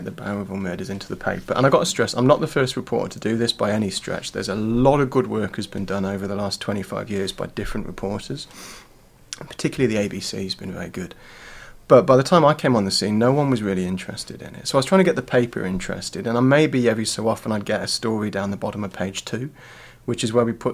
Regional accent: English Midlands, United Kingdom; now in Australia; I was born in Australia to British parents, but moved back to the UK when I was about 13 months old. So I grew up in the middle of the English Midlands, where life is dark and grey and boring.

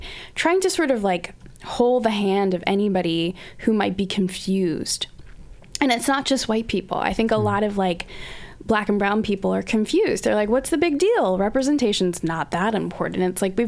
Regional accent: Australia; now in North America; But yeah, I grew up in Australia

